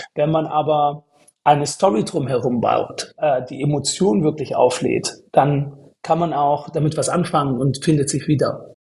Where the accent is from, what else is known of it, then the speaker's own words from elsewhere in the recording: Stuttgart, Baden-Württemberg, Germany; moved away as an adult; now in Berlin, Germany; aus Stuttgart, aus dem Schwabeländle